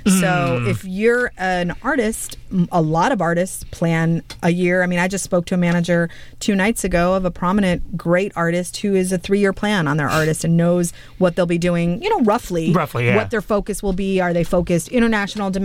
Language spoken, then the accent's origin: English; Los Angeles, California, United States; now in New York City, United States; I'm a girl from Los Angeles who was listening to this record in high school